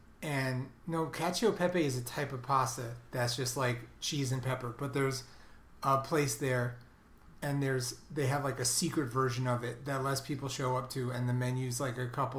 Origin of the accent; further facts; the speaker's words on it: New York City, New York, United States; I'm from Brooklyn.